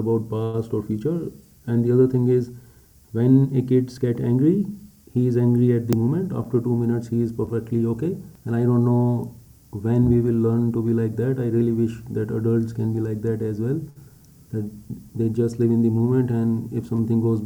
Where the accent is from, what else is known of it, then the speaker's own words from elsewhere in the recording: India; I'm an Indian